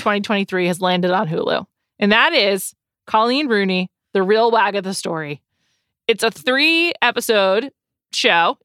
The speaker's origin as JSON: {"language": "English", "country": "United States", "said": "I'm an American"}